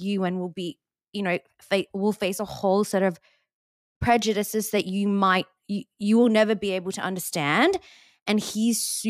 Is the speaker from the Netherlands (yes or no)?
no; Australia; being Australian